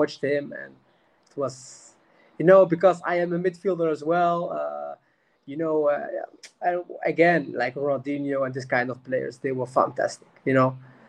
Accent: Roosendaal, North Brabant, Netherlands; English is a second language; I born in the Netherlands, in Roosendaal. Maybe you don't know this place, but anyway, I born there. Born and raised in Holland. My academy, my school, everything. My parents are from Morocco.

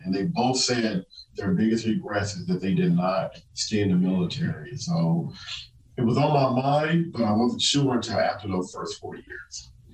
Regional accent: Compton, California, United States; moved away as an adult; growing up in Compton

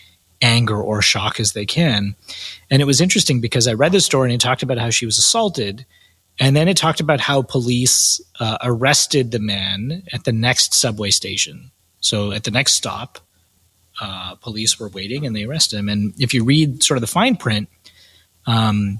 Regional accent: Canada; I'm Canadian, based in Toronto

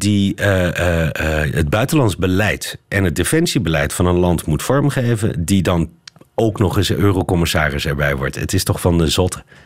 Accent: Netherlands; wij in Nederland

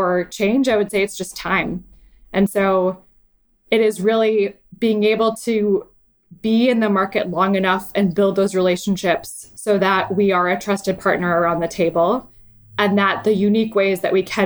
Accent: Lake Michigan, Midwest, United States; now in San Francisco, United States; I grew up sailing on Lake Michigan and I sail in San Francisco Bay.

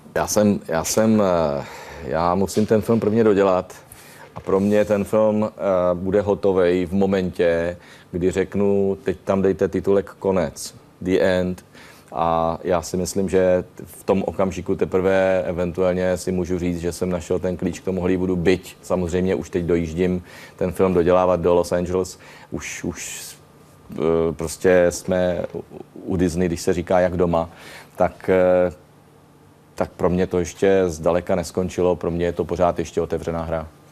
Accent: Czechia; my jsme Češi takový, taková podivná partička

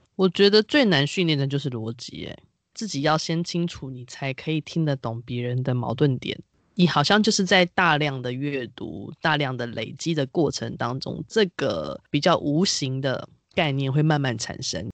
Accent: Taiwan; 身为台湾人是岛屿的子民

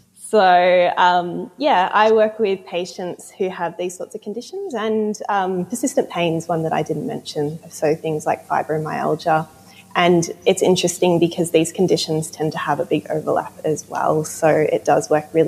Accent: Melbourne, Victoria, Australia; moved away as an adult; now in Truro, United Kingdom; So recently, in the last 6 months, moved to Cornwall, and I'm actually from Melbourne, Australia.

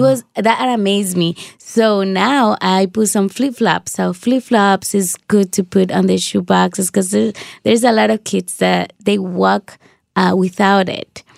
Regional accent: Dominican Republic; moved away; I grew up in the Dominican Republic.

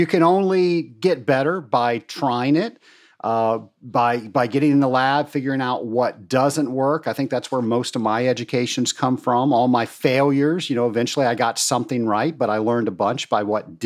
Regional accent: Georgia, United States; Savannah, Georgia. It is one of my favorite places in my home state.

